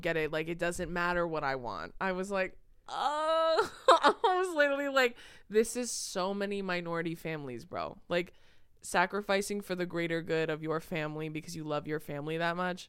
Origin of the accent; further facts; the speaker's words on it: California, United States; we're from California